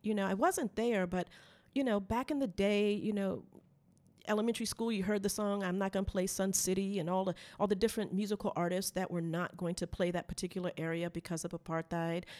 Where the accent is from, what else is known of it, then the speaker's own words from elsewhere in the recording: United States; we're from America